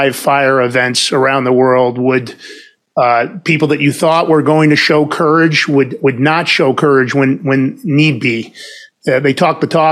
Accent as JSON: {"language": "English", "town": "New York City", "region": "New York", "country": "United States", "said": "I'm from Fordham Road in the Bronx originally"}